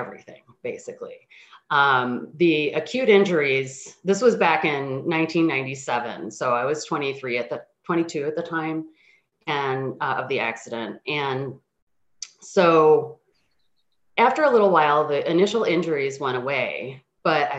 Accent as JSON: {"language": "English", "town": "Chicago", "region": "Illinois", "country": "United States", "tie": "born or raised there", "said": "I grew up in the Chicago suburbs, and I'm the child of two immigrant parents"}